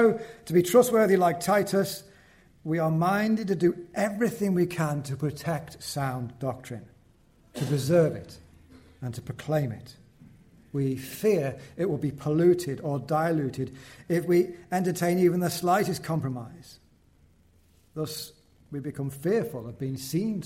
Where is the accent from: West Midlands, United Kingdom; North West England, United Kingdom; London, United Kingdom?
North West England, United Kingdom; Wallasey; I was born in Seacombe, which is the rough end of Wallasey, near the ferry and the old docks on the River Mersey.